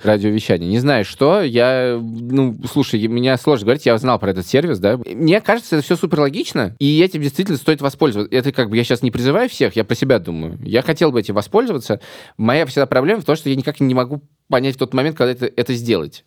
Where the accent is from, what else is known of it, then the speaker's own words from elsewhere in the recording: Riga, Latvia; now in Moscow, Russia; я из Риги